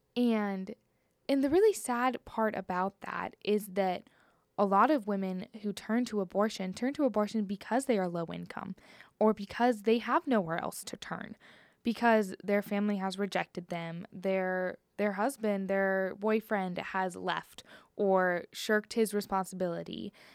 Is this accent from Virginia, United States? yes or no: no; Cincinnati, Ohio, United States; moved away; I'm originally from Cincinnati, Ohio, and I went to a very small Christian high school